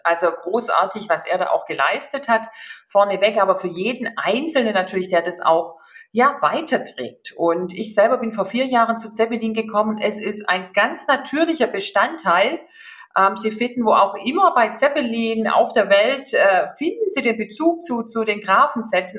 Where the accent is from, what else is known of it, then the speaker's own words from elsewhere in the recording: Upper Swabia, Baden-Württemberg, Germany; moved away as an adult; also born or lived in Stuttgart / Shanghai / Frankfurt; gebürtige Oberschwäbin. Von daher werden Sie das auch gleich raushören